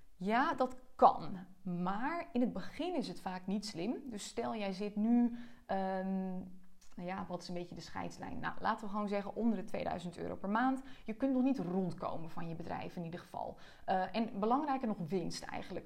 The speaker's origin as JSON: {"language": "Dutch", "town": "Joure", "region": "Friesland", "country": "Netherlands", "tie": "born or raised there", "moved": "yes", "said": "Ik ben als enige uit Jouren gegaan"}